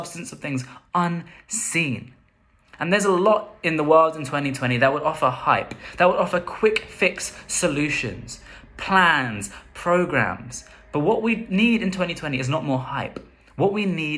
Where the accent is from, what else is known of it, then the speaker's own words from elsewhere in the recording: London, United Kingdom; growing up in London